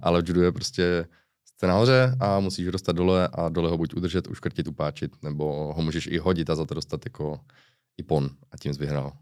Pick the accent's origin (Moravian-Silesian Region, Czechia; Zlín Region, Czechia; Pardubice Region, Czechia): Zlín Region, Czechia; Uherské Hradiště; accent: Slovácko; also born or lived in Mariánské Lázně / Cheb; od Uherského hradiště nejsem, jsem z Uherského hradiště